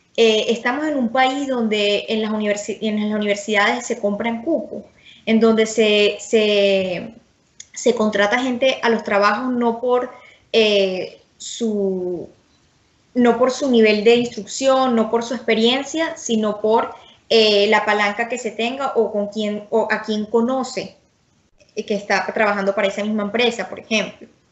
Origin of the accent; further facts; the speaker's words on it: Venezuela; a mí lo que me preocupa como venezolana